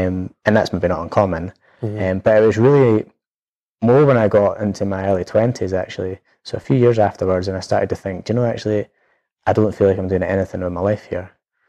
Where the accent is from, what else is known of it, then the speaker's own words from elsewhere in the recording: Edinburgh, Scotland, United Kingdom; It was great. I lived just near Portobello. So actually it's something I love being near the sea. It's never left me. So we stayed in Mountcastle area.